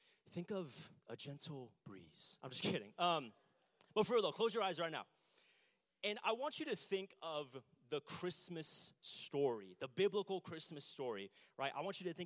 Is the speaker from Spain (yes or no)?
no; Lake Elsinore, California, United States; I grew up in Lake Elsinore